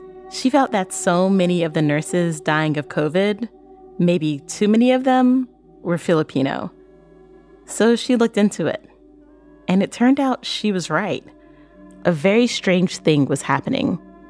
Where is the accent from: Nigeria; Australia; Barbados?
Barbados; I'm from Barbados.